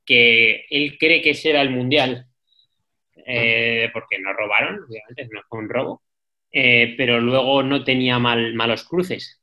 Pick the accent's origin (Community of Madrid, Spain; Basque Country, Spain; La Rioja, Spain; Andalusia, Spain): La Rioja, Spain; yo soy riojano